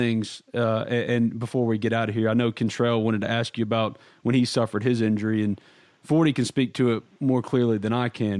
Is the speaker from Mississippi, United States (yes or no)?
yes; New Albany, Mississippi, United States; my hometown.